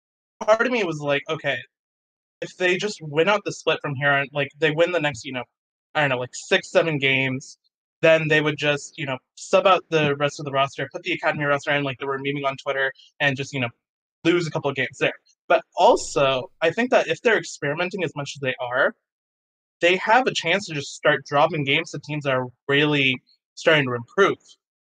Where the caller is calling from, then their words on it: Dallas, Texas, United States; Dallas, Texas.